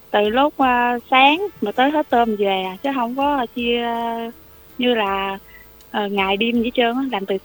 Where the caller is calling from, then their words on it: Cà Mau, Vietnam; mình ở Cà Mau.